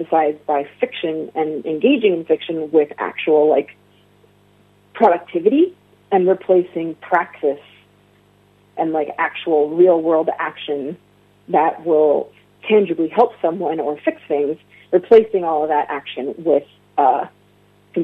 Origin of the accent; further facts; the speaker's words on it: United States; as a queer person, as an Arab American